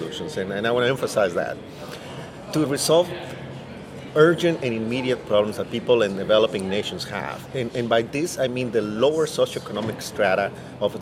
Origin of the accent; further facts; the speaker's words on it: Mexico; moved away as an adult; now in United States; I was born in Mexico, first of all. I arrived in the U.S. several years ago, but obviously my entire family still lives in Mexico